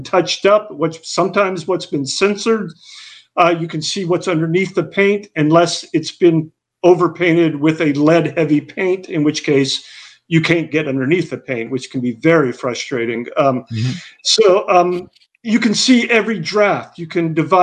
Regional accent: Hattiesburg, Mississippi, United States; also born or lived in Vermont; now in Oxford, Mississippi, United States; I'm from Hattiesburg

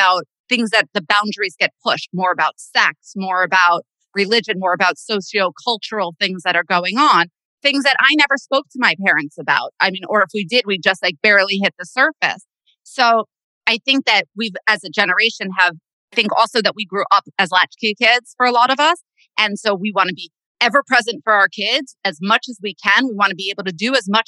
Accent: Bergen County, Northern New Jersey, United States; I grew up in Northern Jersey

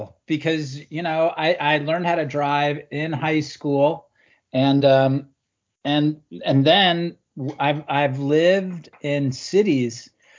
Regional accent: New York City, New York, United States; In New York City.

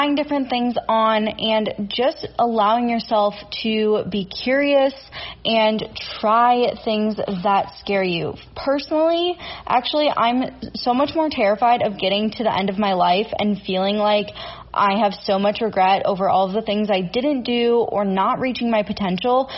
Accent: Minnesota, United States; I'm from Minnesota

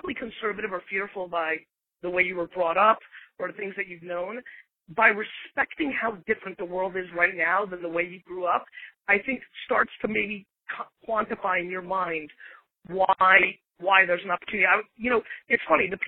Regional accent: Belarus; now in United States; I was born in Belarus in the former Soviet Union.

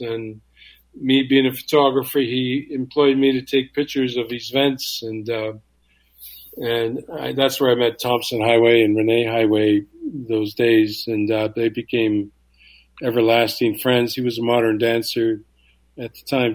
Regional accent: Canada; being a Canadian Indian

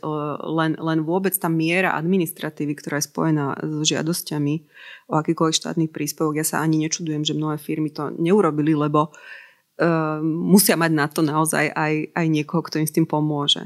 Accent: Slovakia; my sme Slováci

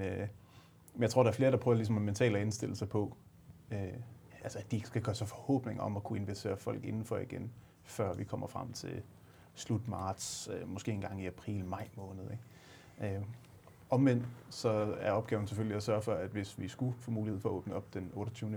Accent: Aalborg, North Denmark Region, Denmark; jeg er fra Aalborg

